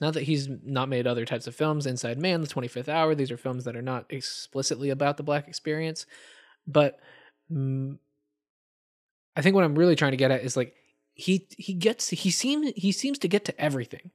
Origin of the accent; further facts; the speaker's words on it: Atlanta, Georgia, United States; I'm originally from Atlanta, Georgia